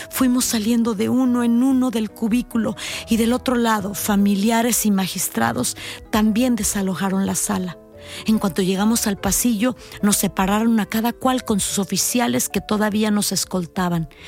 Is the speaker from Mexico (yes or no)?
yes; Chihuahua, Mexico; ya podía dar rienda suelta a mi afición por un buen filete, como buena norteña que soy.